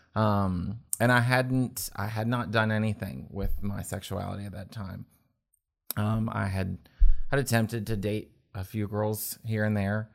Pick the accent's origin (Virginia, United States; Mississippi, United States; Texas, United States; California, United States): Virginia, United States; Winchester; growing up in Winchester, Frederick County area